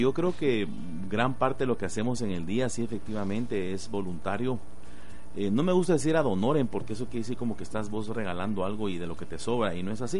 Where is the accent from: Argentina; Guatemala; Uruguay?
Guatemala